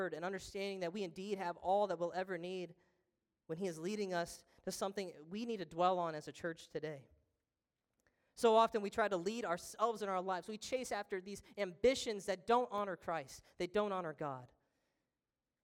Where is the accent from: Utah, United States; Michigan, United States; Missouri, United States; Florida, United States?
Missouri, United States; Trenton; I'm from Trenton, Missouri